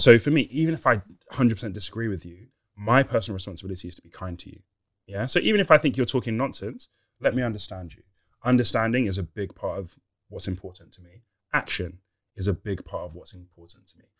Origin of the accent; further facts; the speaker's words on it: Nigeria; I'm Nigerian